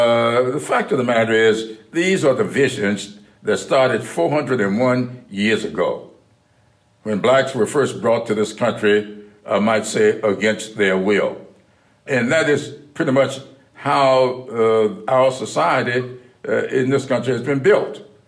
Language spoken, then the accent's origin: English; South Carolina, United States; We used to talk a lot early on about my experiences growing up in South Carolina, his experiences there in Delaware.